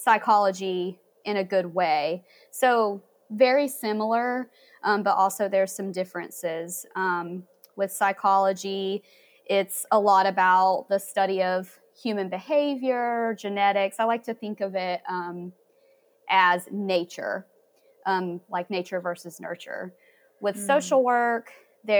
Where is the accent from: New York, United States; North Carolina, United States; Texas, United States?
North Carolina, United States; Hickory; now in Asheville, United States; I grew up in Hickory